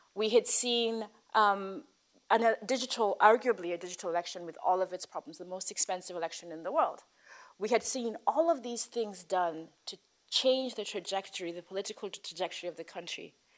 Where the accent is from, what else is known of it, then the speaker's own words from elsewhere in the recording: Nairobi, Kenya; a person who was born and raised in Nairobi